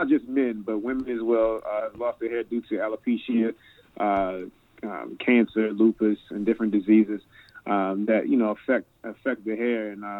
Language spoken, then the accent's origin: English; Annapolis, Maryland, United States; I grew up in Annapolis, out there. Just a little past Bowie. You know, we the capital of Maryland. You know, everybody thinks it's Baltimore, but it's Annapolis. You know what I'm saying? But, yeah, grew up in Annapolis pretty much all my life.